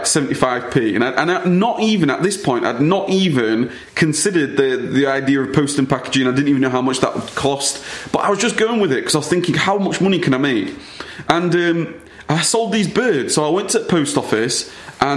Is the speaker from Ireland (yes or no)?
no; United Kingdom; born or raised there